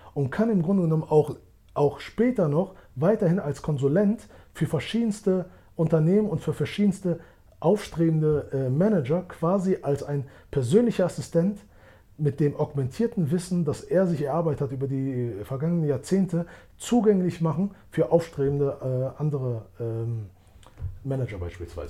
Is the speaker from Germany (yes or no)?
yes; Germany; moved away as an adult; now in Switzerland; Ich bin in Deutschland geboren und aufgewachsen